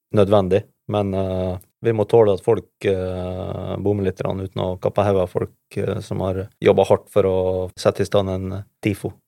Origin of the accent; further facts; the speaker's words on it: Norway; som nordmann